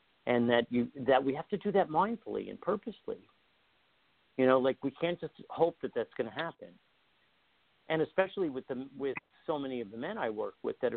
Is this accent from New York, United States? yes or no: yes; Long Island, New York, United States; I was raised on Long Island. I was raised by the beach